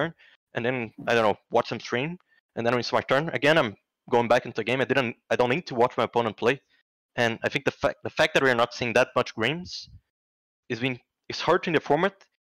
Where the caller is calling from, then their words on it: Rio de Janeiro, Brazil; I'm calling from Rio de Janeiro, Brazil